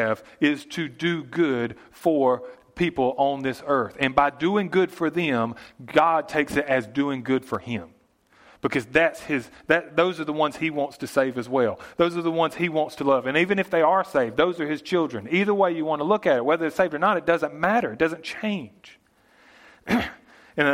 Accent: United States; growing up in America

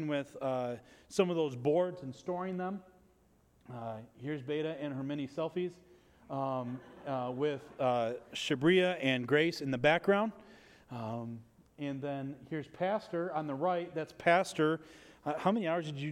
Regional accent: United States; I'm from America

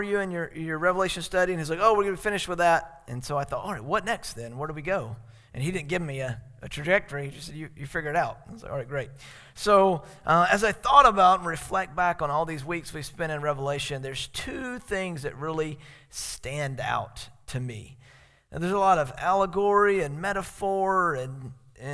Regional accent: South Carolina, United States; born or raised there; now in Alaska, United States

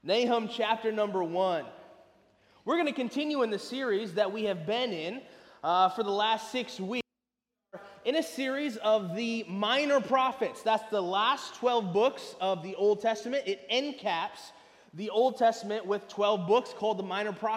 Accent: Lansing, Michigan, United States; moved away as an adult; also born or lived in California / southern Indiana; now in Jacksonville, United States; I was born and raised in Lansing, Michigan

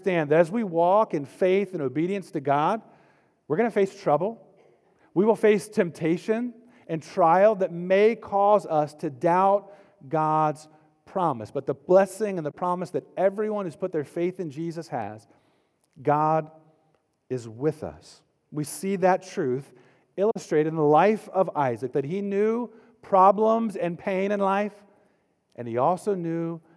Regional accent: Florida, United States; now in North Carolina, United States; I grew up in Florida before I moved to North Carolina

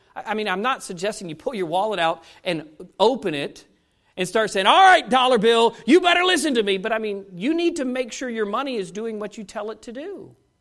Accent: United States; as an American

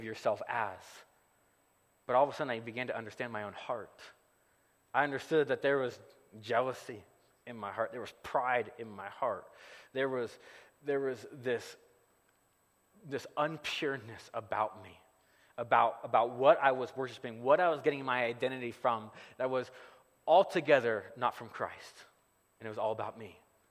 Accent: Gardnerville, Nevada, United States; moved away; I grew up here in the Carson Valley. I grew up right around the corner from Sharky's Casino

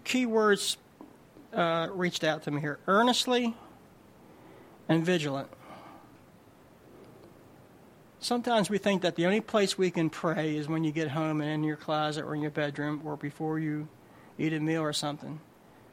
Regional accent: New Jersey, United States; I'm from Jersey

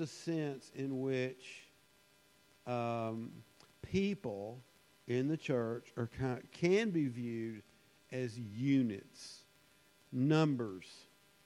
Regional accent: United States; being an American and growing up in the United States

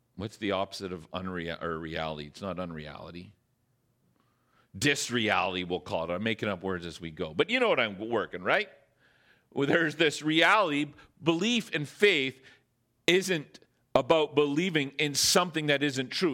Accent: Northern Ontario, Canada; now in Squamish, Canada; I'm from Northern Ontario

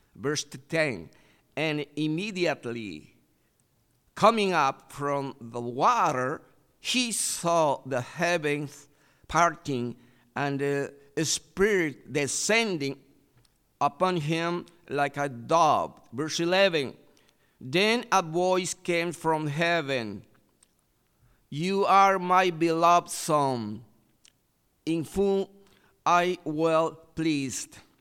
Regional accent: Iquitos, Loreto, Peru; English is a second language; my country in, in Iquitos City

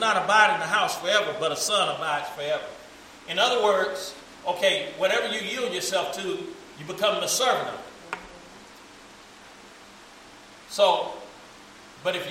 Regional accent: United States; We grew up in America

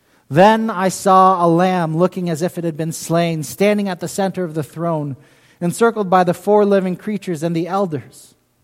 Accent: London, United Kingdom; now in United States; I grew up in England, in London, England.

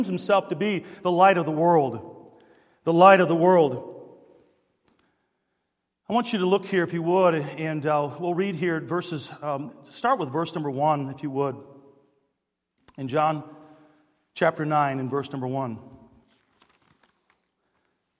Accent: Detroit, Michigan, United States; growing up in Detroit

